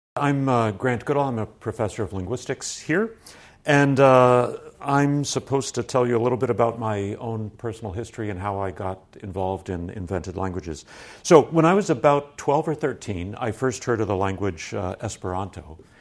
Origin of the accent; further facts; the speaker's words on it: San Francisco, California, United States; I grew up around the San Francisco area